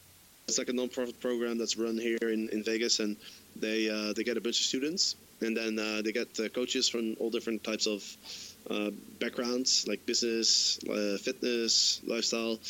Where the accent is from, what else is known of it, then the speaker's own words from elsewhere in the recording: Amsterdam, North Holland, Netherlands; I'm from Amsterdam